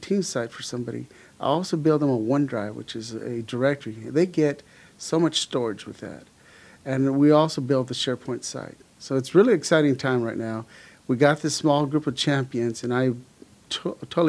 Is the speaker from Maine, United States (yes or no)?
no; Los Angeles, California, United States; also born or lived in El Paso, Texas; I was born in El Paso, Texas, but I grew up in Los Angeles. We moved when I was about 5.5 years old and pretty much grew up in Los Angeles, Southern California